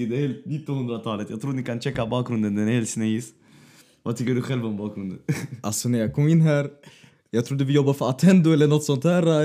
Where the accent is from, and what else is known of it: Västerås, Västmanland, Sweden